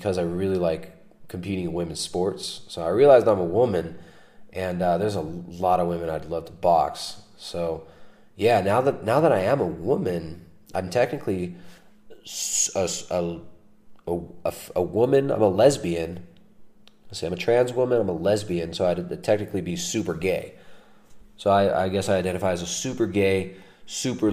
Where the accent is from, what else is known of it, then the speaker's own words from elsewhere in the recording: United States; now in South America; I don't get anything weird for being an American here.